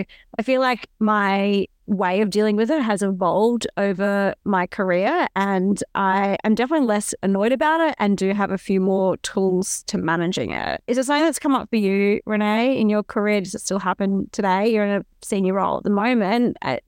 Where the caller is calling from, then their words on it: Nambour, Queensland, Australia; I'm calling in from Gubby Gubby country, and actually I can say Wanya, which means welcome, hello, and yeah, it's a great way to start our chat. I'm actually in Nambour